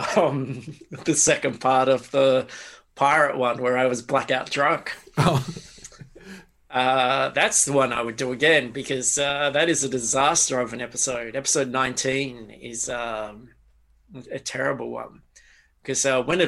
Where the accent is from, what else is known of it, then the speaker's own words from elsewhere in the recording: Australia; an Australian growing up